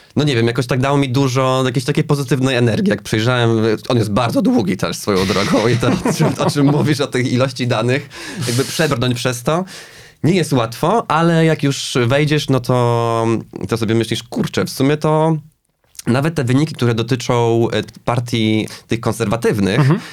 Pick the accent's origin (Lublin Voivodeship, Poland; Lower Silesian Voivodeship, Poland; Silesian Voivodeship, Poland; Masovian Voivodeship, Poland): Lublin Voivodeship, Poland; Zamość; jestem z Zamościa Polska B